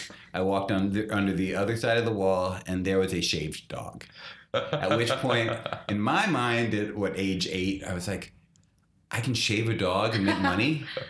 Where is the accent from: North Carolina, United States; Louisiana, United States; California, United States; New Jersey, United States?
North Carolina, United States; moved away as an adult; also born or lived in Massachusetts; now in New York City, United States; Born in Massachusetts, raised in North Carolina. And New York City for 25 some years now.